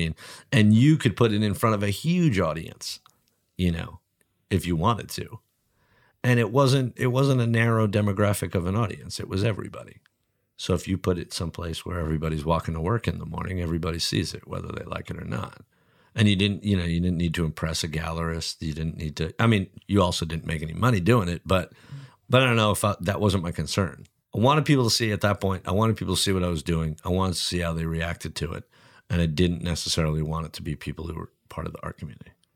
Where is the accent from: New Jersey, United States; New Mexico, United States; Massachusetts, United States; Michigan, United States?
New Jersey, United States; moved away; also born or lived in Oakland; I grew up in New Jersey